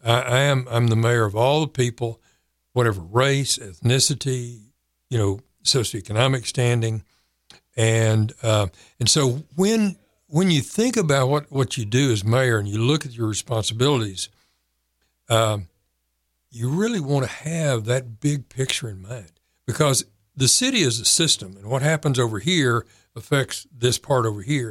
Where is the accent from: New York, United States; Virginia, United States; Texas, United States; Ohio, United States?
Texas, United States; San Angelo; moved away as an adult; also born or lived in Waco, Texas / Fort Worth, Texas / Louisville, Kentucky; now in Kerrville, United States; I grew up in San Angelo